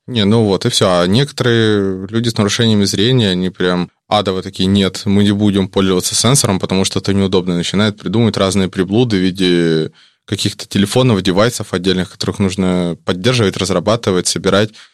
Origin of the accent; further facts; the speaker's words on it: Vladivostok, Primorsky Krai, Russia; мы из Владивостока учимся в Дальневосточном федеральном университете